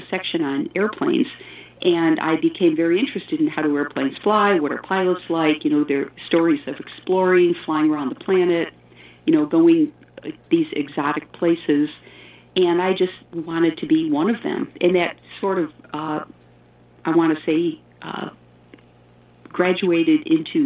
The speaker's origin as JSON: {"language": "English", "town": "Elmira", "region": "New York", "country": "United States", "tie": "born or raised there", "said": "I grew up in Elmira, New York, which is upstate New York"}